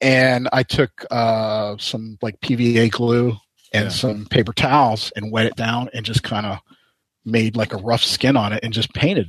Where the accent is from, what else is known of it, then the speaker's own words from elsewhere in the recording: Florida, United States; I come from Florida. I live in Florida. So to fly up to Indy was kind of a pain